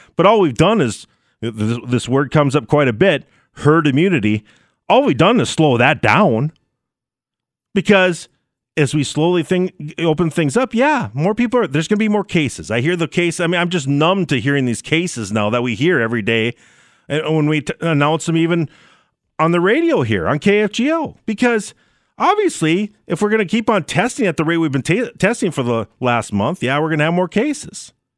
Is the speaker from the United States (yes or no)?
yes; Minnesota, United States; also born or lived in North Dakota; I did live in North Dakota for a while, but I was born and raised in Minnesota, and I live there now.